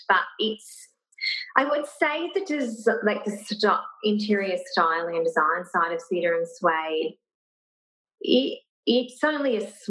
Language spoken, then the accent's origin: English; Brisbane, Queensland, Australia; now in Gold Coast, Australia; From Brisbane. Mm. So we were both actually from Brisbane.